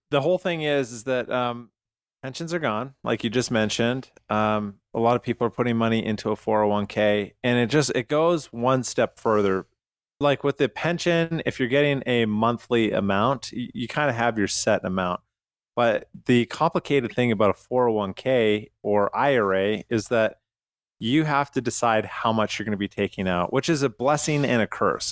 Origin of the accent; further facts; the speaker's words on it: Canada; moved away; I'm from Canada